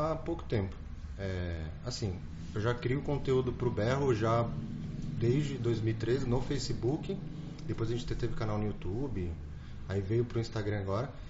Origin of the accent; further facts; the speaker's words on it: São Paulo, Brazil; Não, eu sou de São Paulo, eu vim resolver umas coisas aqui e, e, e vim ver o seu negócio.